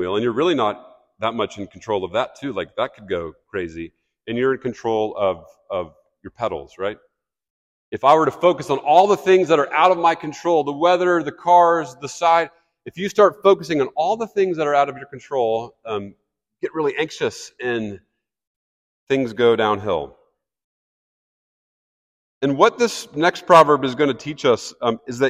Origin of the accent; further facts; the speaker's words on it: Kansas City, Missouri, United States; I grew up in Kansas City.